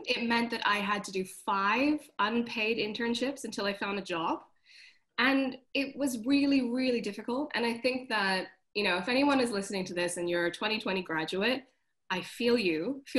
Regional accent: Hong Kong; moved away as an adult; also born or lived in London; So I went to art school. I moved from Hong Kong to London, which was very scary for my mom.

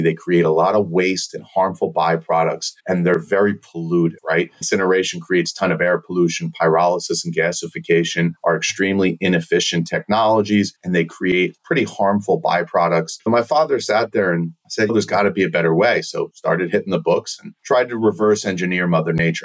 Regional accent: border of New York City and Long Island, United States; also born or lived in Turkey; I grew up six miles from John F. Kennedy Airport, right? So on the border of New York City and Long Island

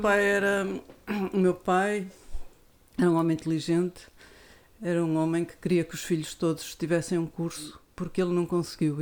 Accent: Viana do Castelo, Norte, Portugal; also born or lived in Lisbon; eu cresci em Viana

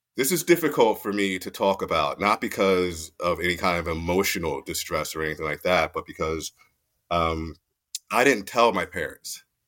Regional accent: Mount Holly, New Jersey, United States; moved away as an adult; also born or lived in Fort Dix, New Jersey; born and raised in Mount Holly, New Jersey, uh, southern New Jersey, not northern New Jersey

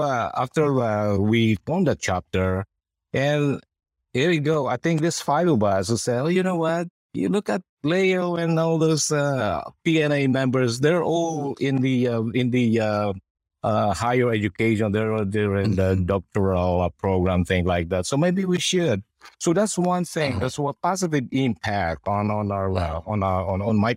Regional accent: Philippines; now in Sacramento, United States; we're Filipino nurses

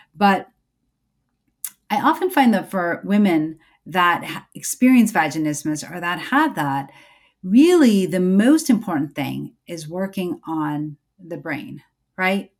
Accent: United States; I'm an American born certified O B G Y N, a mom, a Muslim

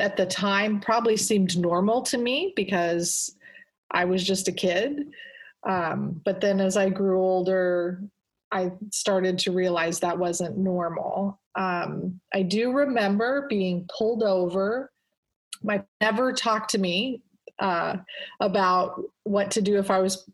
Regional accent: Omaha, Nebraska, United States; also born or lived in South Korea / Brussels; I grew up in an Air Force family. My dad was a three-star general when I was born. And I lived in different countries. I lived in Korea and Brussels. And then my dad retired. And I grew up in Omaha, Nebraska.

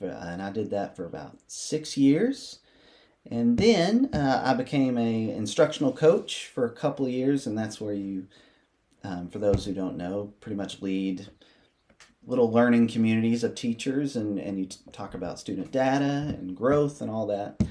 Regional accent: Athens, Tennessee, United States; also born or lived in Bristol, Tennessee; far enough away to get away from the small town of Athens, about three hours, but the safety of being able to come back home and, and see my family

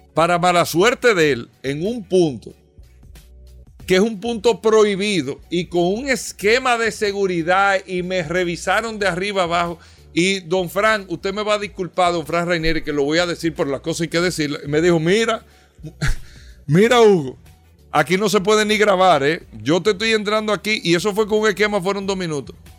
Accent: Dominican Republic; nosotros como dominicanos

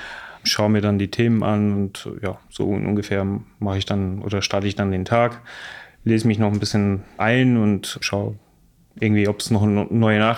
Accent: Bosnia & Herzegovina; now in Munich, Germany; Ich komme aus Bosnien, lebe jetzt seit anderthalb Jahren in München

